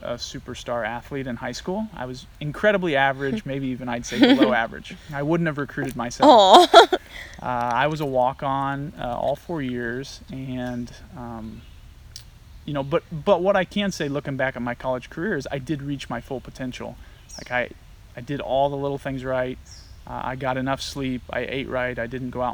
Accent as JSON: {"language": "English", "region": "Illinois", "country": "United States", "tie": "born or raised there", "also_born_or_lived": "Kansas / Nebraska", "moved": "as an adult", "lives_now": "Akron, United States", "said": "I grew up on, like I said earlier, a farm, and I'm from Illinois originally"}